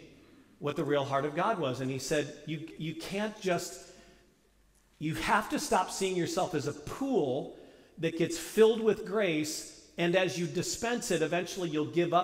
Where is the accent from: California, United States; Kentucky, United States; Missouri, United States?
Missouri, United States; St. Louis; And I was raised in St. Louis.